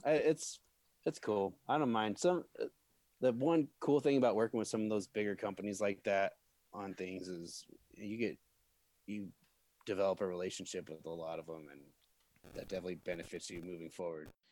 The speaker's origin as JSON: {"language": "English", "town": "Peoria", "region": "Illinois", "country": "United States", "tie": "born or raised there", "said": "I grew up in Peoria, fucking Illinois."}